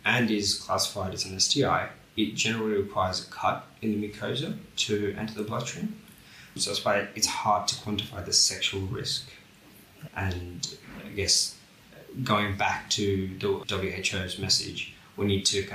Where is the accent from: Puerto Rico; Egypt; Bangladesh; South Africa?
Bangladesh; now in Australia; so I'm from Bangladesh